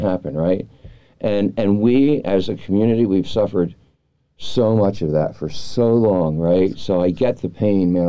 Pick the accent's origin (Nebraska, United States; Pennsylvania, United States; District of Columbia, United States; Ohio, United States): District of Columbia, United States; Washington; now in California, United States; I grew up in Washington D.C.